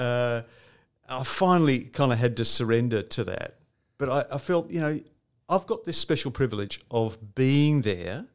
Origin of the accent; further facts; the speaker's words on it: Geelong, Victoria, Australia; also born or lived in England / Newcastle, Australia; we came to Geelong in nineteen sixty-nine